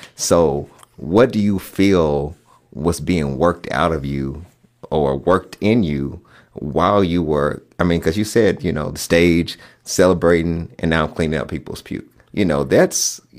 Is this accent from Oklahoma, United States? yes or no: no; Kentucky, United States; I grew up having a garden in our backyard when I was growing up in Western Kentucky.